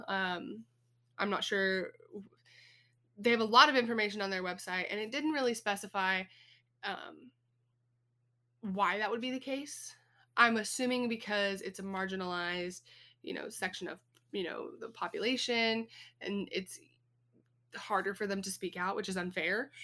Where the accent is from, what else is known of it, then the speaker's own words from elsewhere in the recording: Texas, United States; When I was a kid, of course, growing up in Texas, we have snakes around here